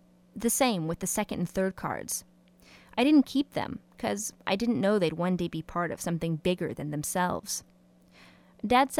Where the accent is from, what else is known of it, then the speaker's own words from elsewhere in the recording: Huntington Beach, California, United States; I grew up in Huntington Beach, Surf City, USA